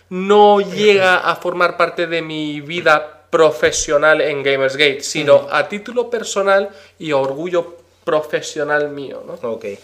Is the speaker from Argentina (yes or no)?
no; Madrid, Community of Madrid, Spain; Como dirían en mi tierra Madrid, of Beach Mother, ¿no? Pero traducido al castellano.